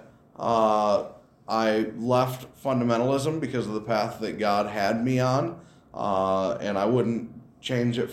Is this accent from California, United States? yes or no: no; Rockton, Illinois, United States; I grew up in the Rockton, Illinois area.